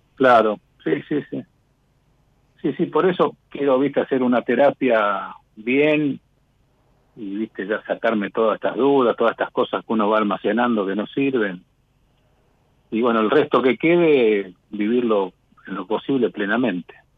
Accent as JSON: {"language": "Spanish", "town": "San Fernando", "region": "Buenos Aires Province", "country": "Argentina", "lives_now": "Ciudad Evita, Argentina", "said": "yo estoy viviendo acá en Ciudad Evita, provisorio porque soy de San Fernando"}